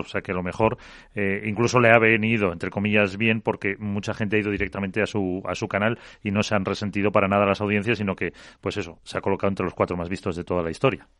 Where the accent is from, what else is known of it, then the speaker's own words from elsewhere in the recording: Calahorra / Pradejón, La Rioja, Spain; Calahorra Pradejón, por poner equipo de mi pueblo